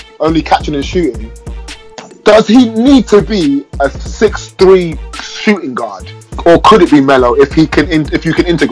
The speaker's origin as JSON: {"language": "English", "country": "Nigeria", "said": "I'm Nigerian"}